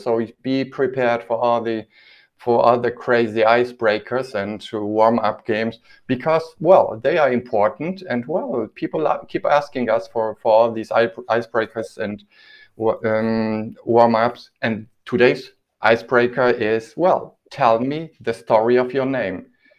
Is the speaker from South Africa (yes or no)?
no; Poland; English is a second language; now in Germany; when I came from Poland, we were asked to kind of make the names that I used to have sound more German.